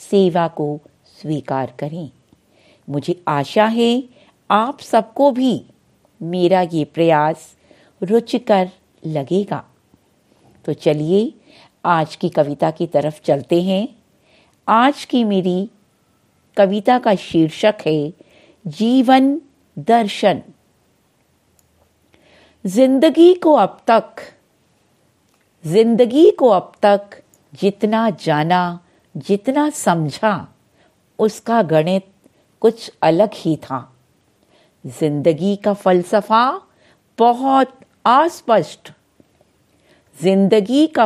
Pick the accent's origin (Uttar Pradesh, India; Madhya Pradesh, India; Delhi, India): Delhi, India; दिल्ली से हूँ